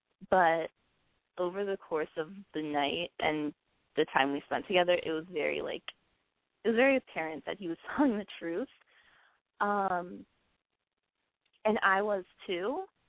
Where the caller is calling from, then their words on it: Brooklyn, New York, United States; from Brooklyn, and I'm 22.